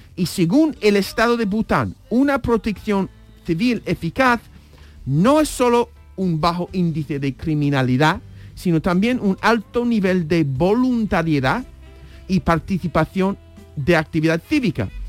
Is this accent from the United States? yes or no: yes; United States; moved away; como estadounidense me crié